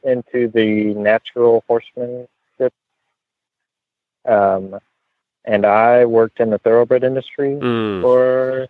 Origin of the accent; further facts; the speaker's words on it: Lexington, Kentucky, United States; now in Harrodsburg, United States; I'm originally from Lexington, and I moved here 3 years ago